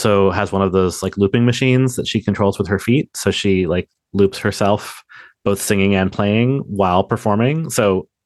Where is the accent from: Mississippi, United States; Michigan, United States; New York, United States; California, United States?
New York, United States; New York City; I grew up in Manhattan